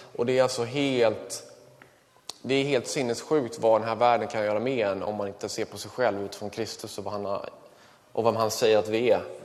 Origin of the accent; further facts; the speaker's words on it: Kungsängen, Stockholm County, Sweden; Jag växte upp i eh, Kungsängen